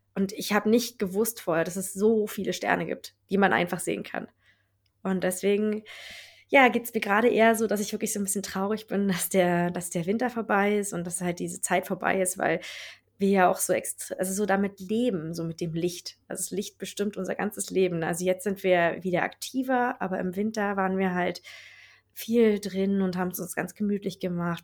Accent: Berlin, Germany; moved away as an adult; now in Lapland, Sweden; ich komme halt aus, äh, aus Berlin und da bin ich ja immer viele Menschen um mich herum gewohnt gewesen

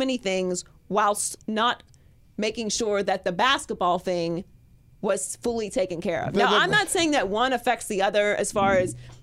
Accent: Pittsburgh, Pennsylvania, United States; now in Los Angeles, United States; I'm from Pittsburgh.

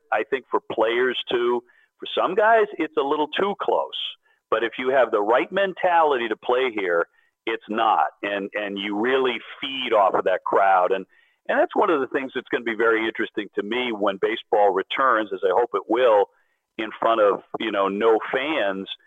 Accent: Quincy, Massachusetts, United States; I was born in Quincy, Massachusetts. I'm a Boston kid. I was raised on the South Shore of Massachusetts.

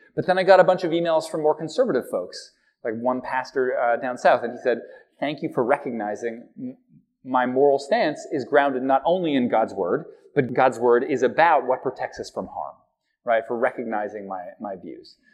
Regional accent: Halifax, Nova Scotia, Canada; as a kid, we went down there and we drove from from Halifax, Nova Scotia

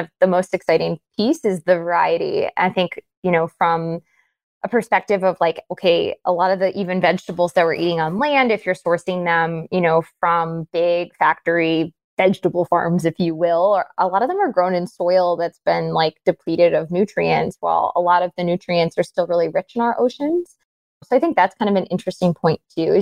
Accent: Cape Cod, Massachusetts, United States; I grew up on Cape Cod

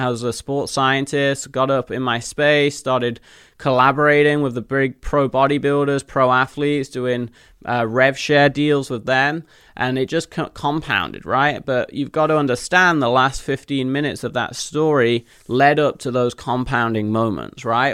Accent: Leicester, East Midlands, United Kingdom; moved away as an adult; also born or lived in Nottingham; now in United States; In the middle of England, where I was born in Leicester

